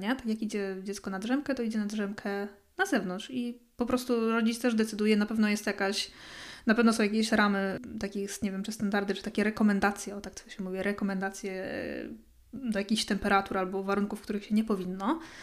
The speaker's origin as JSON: {"language": "Polish", "country": "Poland", "moved": "as an adult", "lives_now": "Sweden"}